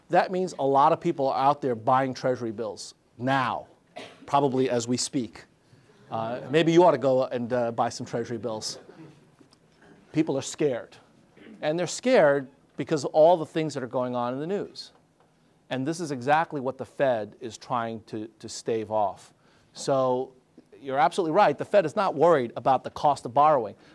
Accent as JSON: {"language": "English", "country": "Argentina", "said": "I'm I'm from Argentina, right?"}